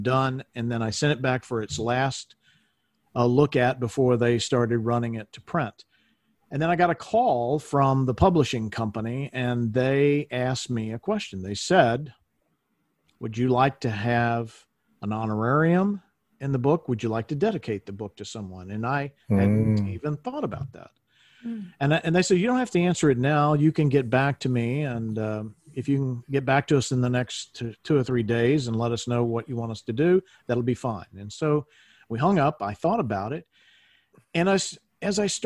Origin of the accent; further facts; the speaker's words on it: Shreveport, Louisiana, United States; I was born in Shreveport, Louisiana